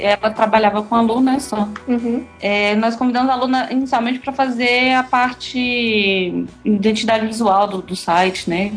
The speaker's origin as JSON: {"language": "Portuguese", "town": "Eunápolis", "region": "Bahia", "country": "Brazil", "moved": "yes", "lives_now": "Belo Horizonte, Brazil", "said": "eu sou do interior da Bahia, cidade chama Eunápolis."}